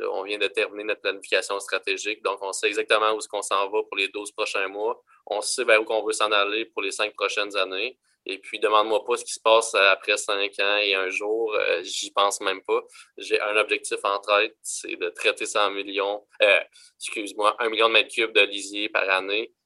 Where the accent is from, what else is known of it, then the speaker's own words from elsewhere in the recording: Quebec, Canada; on est Québécois